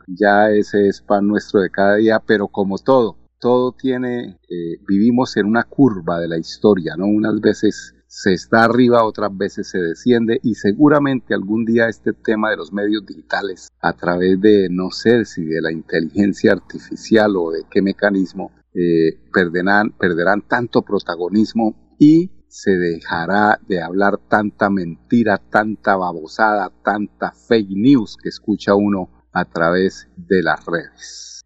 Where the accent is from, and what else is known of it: Colombia; now in Richmond, United States